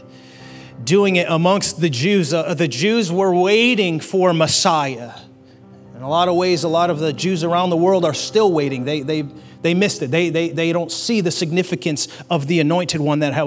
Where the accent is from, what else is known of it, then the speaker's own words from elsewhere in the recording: United States; I am grateful to be an American citizen